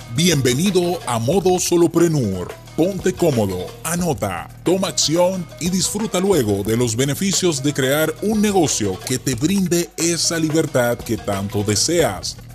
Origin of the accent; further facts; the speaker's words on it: Dominican Republic; yo, que soy dominicano